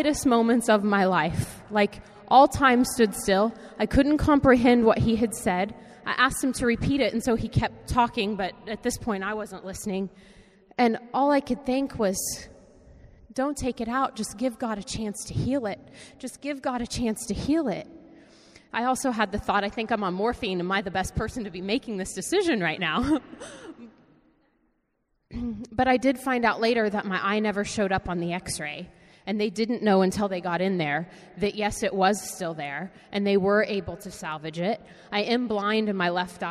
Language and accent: English; Wichita, Kansas, United States; moved away as an adult; also born or lived in New York; I'm from Wichita, Kansas. That's where all my family is.